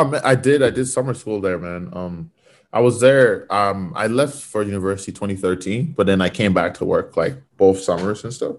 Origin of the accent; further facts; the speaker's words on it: Fort McMurray, Alberta, Canada; now in Vancouver, Canada; growing up in Fort Mac was the Wild West.